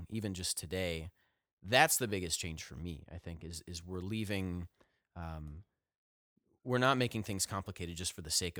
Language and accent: English; Ohio, United States; now in Nashville, United States; when I moved down here to Nashville from Northeast Ohio, where we all hail from, the greater northern, eastern, northeastern Ohio area.